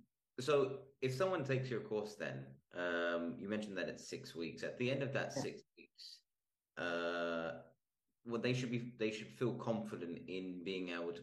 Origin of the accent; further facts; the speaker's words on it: Australia; now in Spain; I'm Australian